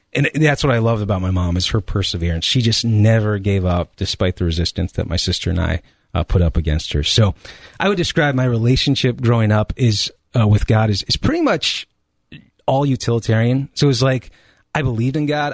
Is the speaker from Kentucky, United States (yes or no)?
no; Colorado, United States; now in Ohio, United States; I'm originally from Colorado, uh, or what I refer to as the Promised Land.